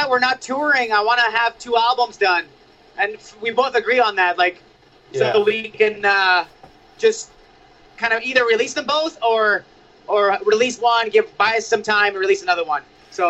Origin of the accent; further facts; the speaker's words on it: Saudi Arabia; also born or lived in Cyprus; now in United States; We grew up in Saudi and Cyprus. We never really got punk rock. It wasn't allowed, or it was just not there. And then we moved to North America. We made it to California.